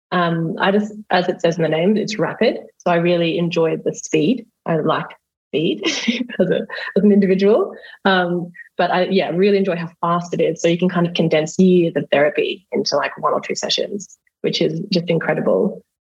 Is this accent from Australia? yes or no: yes; Australia; accent: Australian; I'm a hypnotherapist and an RTT practitioner. And I'm Australian, as you can tell probably by my accent.